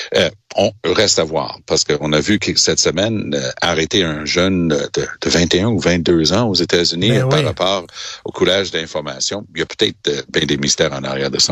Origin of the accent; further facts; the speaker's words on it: Canada; chez nous au Canada